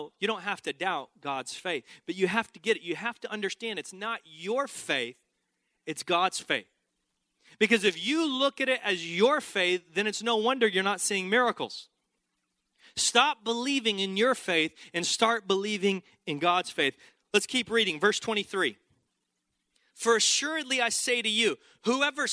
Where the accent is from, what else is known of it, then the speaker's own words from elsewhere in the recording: Texas, United States; I grew up in Texas